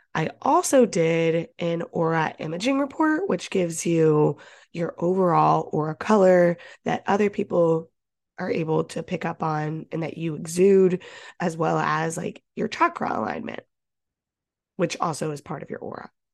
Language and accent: English; Ohio, United States; now in Boston, United States; I grew up in Ohio